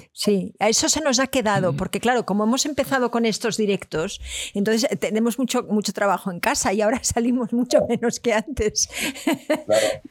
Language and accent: Spanish; Barcelona, Catalonia, Spain; Yo soy de Barcelona